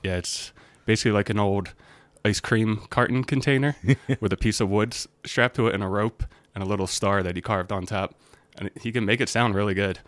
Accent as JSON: {"language": "English", "region": "Delaware", "country": "United States", "tie": "born or raised there", "moved": "as an adult", "lives_now": "Saratoga Springs, United States", "said": "I grew up in Delaware"}